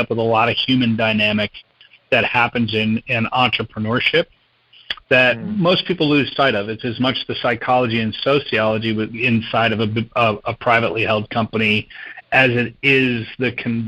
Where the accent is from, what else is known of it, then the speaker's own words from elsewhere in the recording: New Jersey, United States; also born or lived in Indiana / Kentucky / Wisconsin / Texas; I was born in Indiana, moved to Kentucky, Wisconsin, Texas, Brazil, South America, and then New Jersey was junior high and high school. So, you know, corporate brat, not military brat.